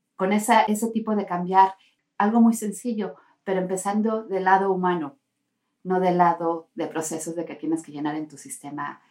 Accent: Tehuacán, Puebla, Mexico; now in Finland; Yo soy de México, de Tehuacán, Puebla.

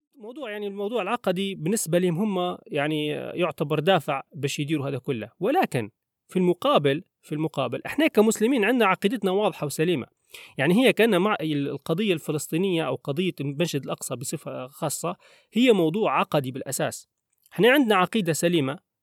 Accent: Libya; احنا كليبيين مثلا على سبيل المثال احنا مثلا هويتنا ان احنا ليبيين

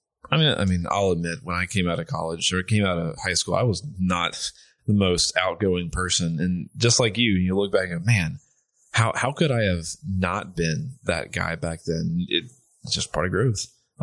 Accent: Atlanta, Georgia, United States; moved away; I grew up in Metro Atlanta, where everyone is everywhere and you can't get away from busy.

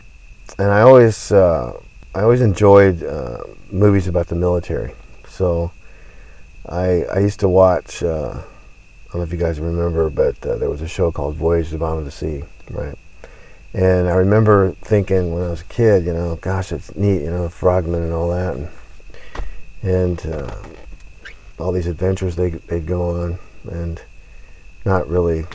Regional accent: Southern California, United States; I grew up in Southern California. I went to school there. I was born there.

